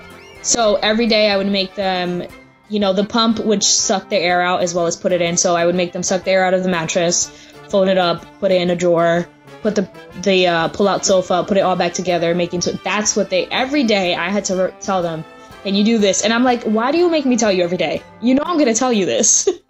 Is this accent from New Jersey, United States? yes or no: yes; New Jersey, United States; we're from New Jersey, me and my sister